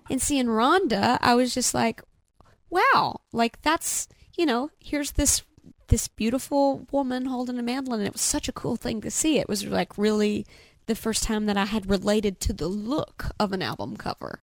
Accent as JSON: {"language": "English", "town": "Nashville", "region": "Tennessee", "country": "United States", "tie": "born or raised there", "also_born_or_lived": "Goodlettsville, Tennessee", "moved": "as an adult", "lives_now": "Asheville, United States", "said": "I grew up in Nashville, Tennessee, where you had to play music out of self-defense"}